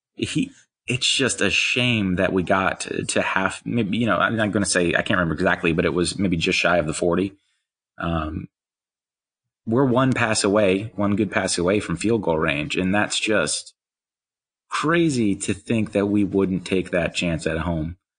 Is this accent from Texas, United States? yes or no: no; Eastern North Carolina, United States; I grew up in Eastern North Carolina, uh, Wilmington, Rocky Mount, those kind of places.